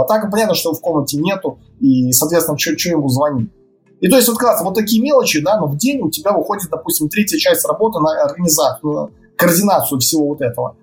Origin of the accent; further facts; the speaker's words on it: Novopolotsk, Vitebsk Region, Belarus; moved away as an adult; now in Minsk, Belarus; это мой родной город